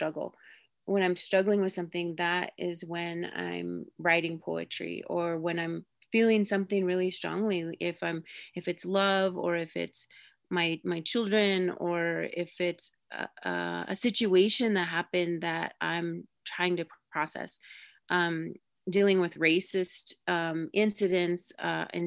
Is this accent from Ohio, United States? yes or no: no; Rosebud, South Dakota, United States; I'm Sichangku Lakota. I'm originally from Rosebud, South Dakota